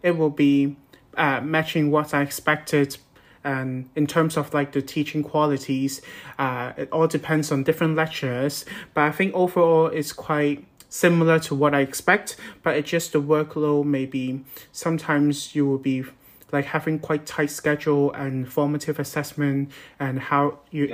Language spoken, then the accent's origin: English; Hong Kong; moved away as an adult; now in Newcastle upon Tyne, United Kingdom; I'm from Hong Kong